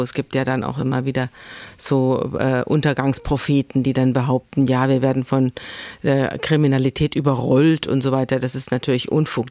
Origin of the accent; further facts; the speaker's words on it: Bavaria, Germany; moved away as an adult; now in Schleswig-Holstein, Germany; Wir sind vier Erwachsene und wir sind alle aus Bayern. Es sind also alles Bayern-Flüchtlinge